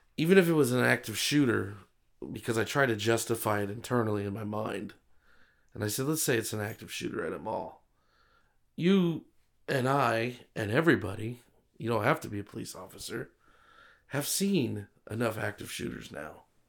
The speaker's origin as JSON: {"language": "English", "area": "Broward County", "region": "South Florida", "country": "United States", "tie": "born or raised there", "said": "I, as a child, I grew up in Broward County, so Miami-Dade, Broward County, South Florida, I know it pretty well"}